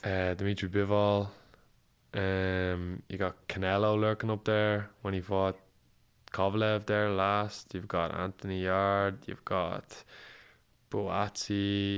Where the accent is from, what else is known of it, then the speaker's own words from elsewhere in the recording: Ireland; an Irish fighter